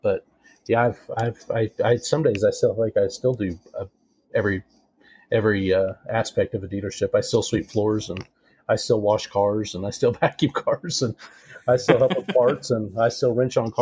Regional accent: Western Kansas, United States; also born or lived in Greenfield, Indiana / Colorado; I'm a Kansas native. I was born in Greenfield, Indiana, and my dad did construction. So after we were born, we moved to Colorado, then back to Kansas, where my family originally was from

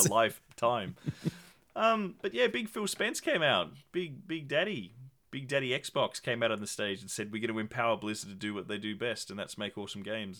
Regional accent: Tasmania, Australia; I got shipped out from my tiny, frigid island of Tasmania

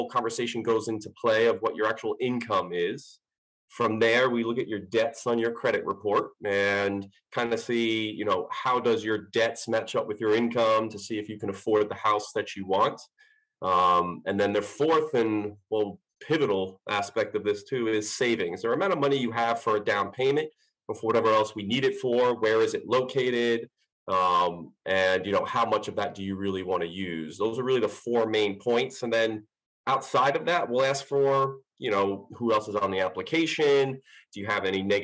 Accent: Long Island, New York, United States; moved away as an adult; now in Clayton, United States; I'm originally from Long Island, moved down to the Clayton area, actually, about 6 years ago.

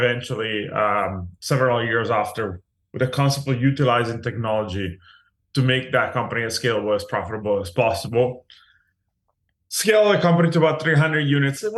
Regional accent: Italy; moved away as an adult; now in Los Angeles, United States; I was born and raised in Italy

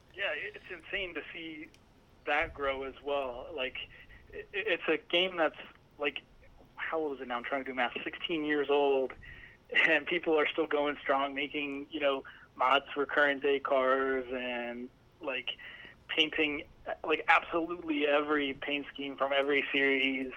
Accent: Allentown, Pennsylvania, United States; I'm from uh, Allentown, Pennsylvania

